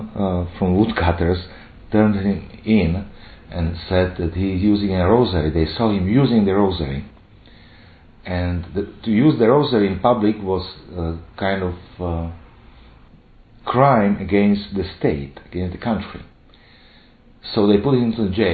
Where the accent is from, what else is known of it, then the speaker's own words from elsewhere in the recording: Slovakia; I'm from Slovakia.